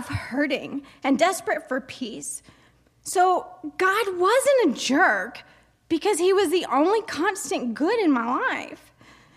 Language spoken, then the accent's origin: English; United States; also born or lived in Tennessee / Georgia; I grew up in the Southern Baptist belt of Georgia and Tennessee.